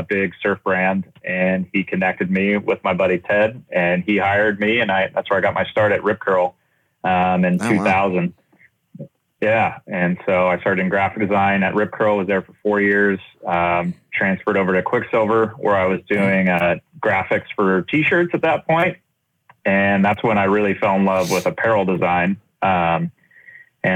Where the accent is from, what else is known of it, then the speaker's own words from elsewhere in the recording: Southern California, United States; I started in graphic design growing up in Southern California